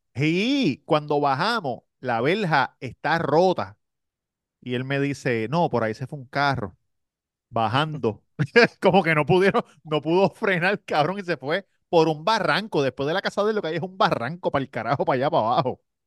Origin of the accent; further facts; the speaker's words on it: Puerto Rico; moved away; yo estaba en PR